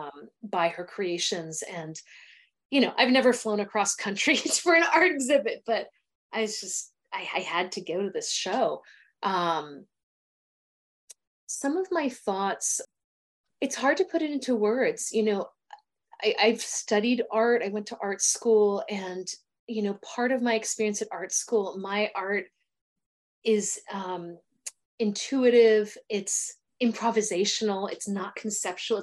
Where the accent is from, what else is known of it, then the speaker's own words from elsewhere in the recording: United States; I'm an American